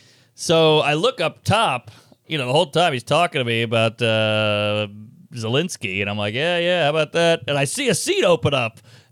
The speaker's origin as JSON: {"language": "English", "region": "New York", "country": "United States", "said": "I go, New York."}